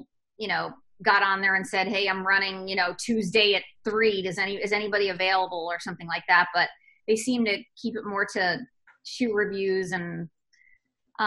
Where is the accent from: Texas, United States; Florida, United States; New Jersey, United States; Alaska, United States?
New Jersey, United States; moved away as an adult; I grew up in New Jersey